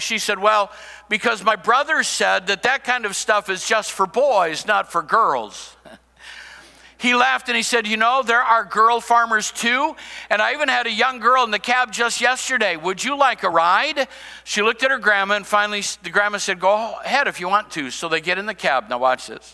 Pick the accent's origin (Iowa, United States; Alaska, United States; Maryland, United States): Iowa, United States; Cedar Rapids; I grew up in Iowa, I grew up in Cedar Rapids